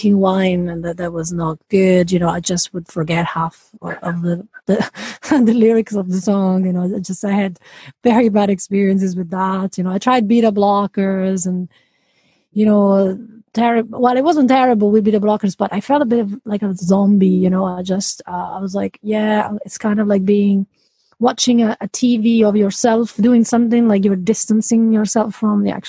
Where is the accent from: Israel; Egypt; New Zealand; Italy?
Italy; now in Edinburgh, United Kingdom; I'm Italian, but I'm not calling from Italy. I'm calling from Edinburgh, Scotland.